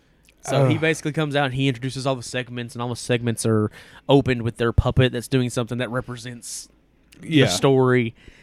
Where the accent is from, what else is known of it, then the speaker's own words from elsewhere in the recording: East Tennessee, United States; We're not French. We're from East Tennessee. We're from the mountains.